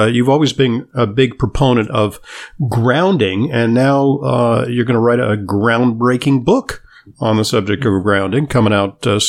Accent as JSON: {"language": "English", "town": "Santa Monica", "region": "California", "country": "United States", "tie": "born or raised there", "said": "I grew up in Southern California in Santa Monica."}